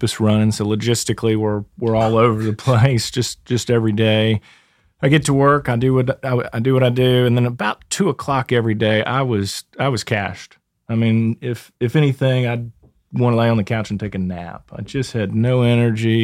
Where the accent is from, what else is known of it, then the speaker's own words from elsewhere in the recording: Sugar Land, Texas, United States; also born or lived in Katy, Texas; I grew up in the Sugar Land area, opened up a State Farm agency here in 2002